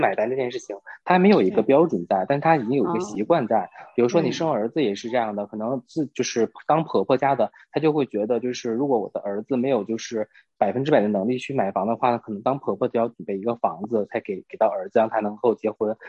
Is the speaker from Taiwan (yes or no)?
no; Northeast China, China; 东北是这样的，就至少在我的家乡是有一个收礼的桌，